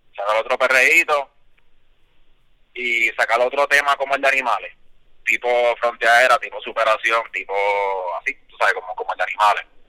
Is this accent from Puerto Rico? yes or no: yes; Isabela, Puerto Rico; Isabela, que es mi pueblo